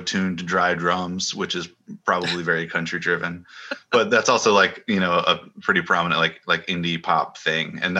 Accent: Sanford, North Carolina, United States; now in Nashville, United States; growing up in Sanford

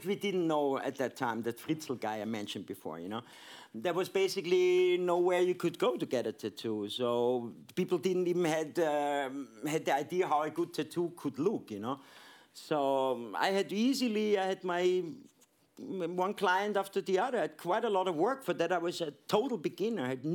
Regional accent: Vienna, Austria; moved away as an adult; I'm born and raised in Vienna

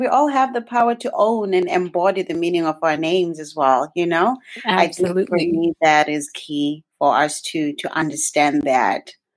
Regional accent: Zimbabwe; now in Canada; I was born and raised in Zimbabwe

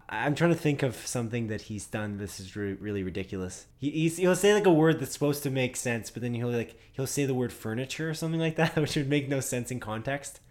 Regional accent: Canada; we're Canadian.

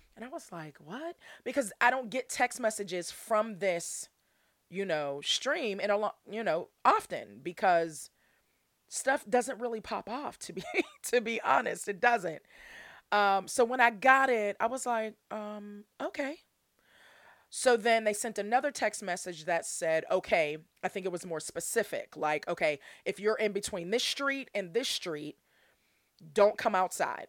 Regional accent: Pittsburgh, Pennsylvania, United States; I'm from Pittsburgh, P A, uh, born and raised all my life.

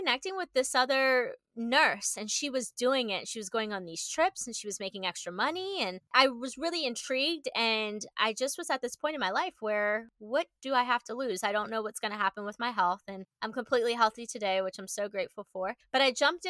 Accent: Maryland, United States; now in Austin, United States; I am an East Coaster. I'm from Maryland. I now live in Austin, Texas with my fiance

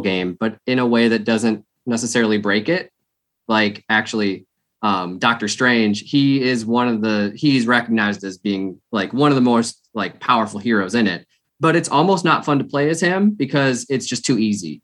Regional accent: Minnesota, United States; My hometown, Minnesota Twins

